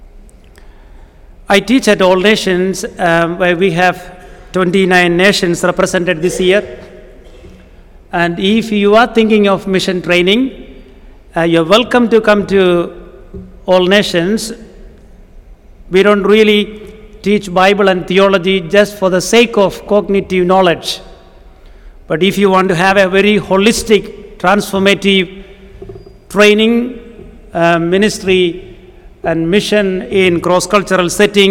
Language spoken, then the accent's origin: English; Kerala, India; first language Malayalam; English is a second language; I come from a state called Kerala in South India